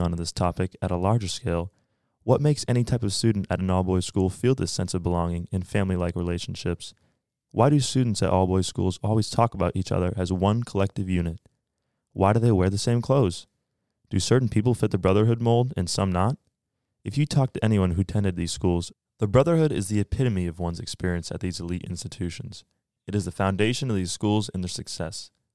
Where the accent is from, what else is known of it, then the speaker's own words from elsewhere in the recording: Bedford, New Hampshire, United States; I am from Bedford, New Hampshire, and I'm a junior at Colby